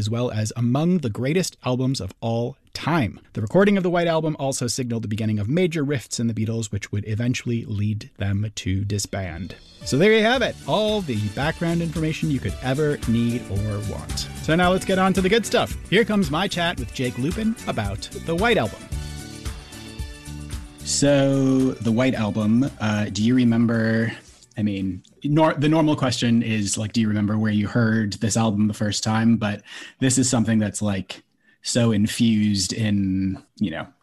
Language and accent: English; St. Paul, Minnesota, United States; St. Paul is also my hometown